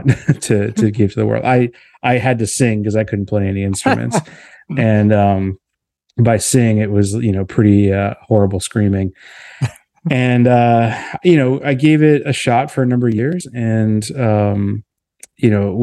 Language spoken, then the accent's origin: English; Boston, Massachusetts, United States; moved away; I grew up in Boston